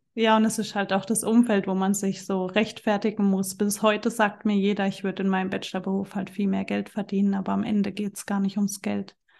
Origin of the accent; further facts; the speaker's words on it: Germany; also born or lived in Central Switzerland; now in Switzerland; ich wohne in der Zentralschweiz, komme aber ursprünglich aus Deutschland